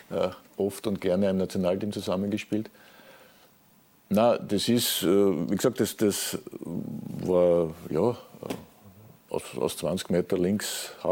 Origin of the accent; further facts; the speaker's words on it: Vienna, Austria; als Wiener natürlich auch äh, aufgewachsen worden mit diesem Turnier